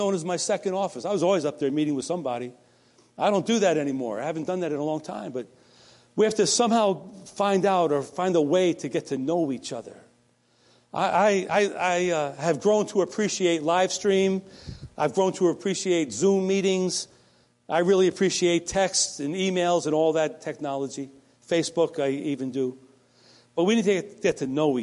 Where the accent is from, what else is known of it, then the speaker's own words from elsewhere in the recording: the New York area, United States; I'm from the New York area right near Connecticut